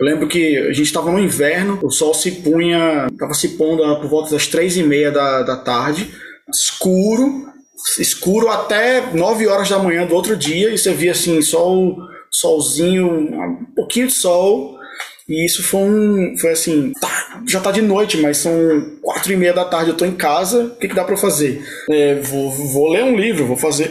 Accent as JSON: {"language": "Portuguese", "country": "Brazil", "also_born_or_lived": "Denmark", "moved": "as an adult", "lives_now": "Berlin, Germany", "said": "eu sou do Brasil, cara mas eu não sou o brasileiro que você tá esperando"}